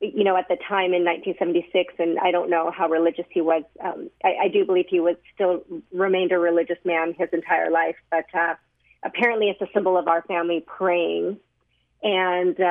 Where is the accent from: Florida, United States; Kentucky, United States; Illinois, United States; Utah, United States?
Utah, United States; Sandy; I was 3 years old when I was adopted, and I was raised in Utah. So I was adopted by a family that lived at the time in Sandy, Utah, and grew up here